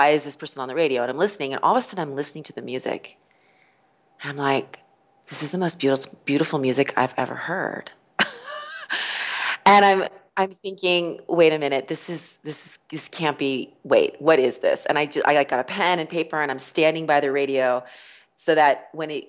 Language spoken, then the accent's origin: English; Los Angeles, California, United States; moved away as an adult; also born or lived in Chicago; living in Los Angeles, growing up in Los Angeles